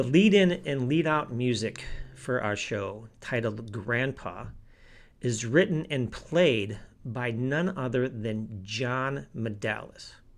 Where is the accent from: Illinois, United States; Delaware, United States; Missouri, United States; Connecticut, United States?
Illinois, United States; outside of Chicago; moved away as an adult; also born or lived in Yuma, Arizona; I grew up in the Midwest. I grew up outside of Chicago